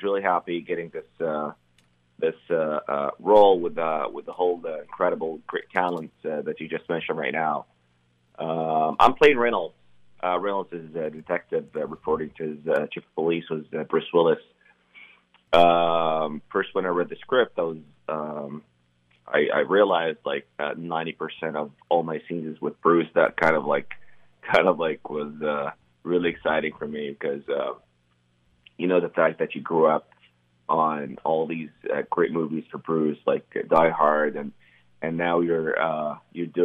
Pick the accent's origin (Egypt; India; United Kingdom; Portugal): Egypt; Cairo, Cairo Governorate; moved away; I grew up in Cairo, Egypt.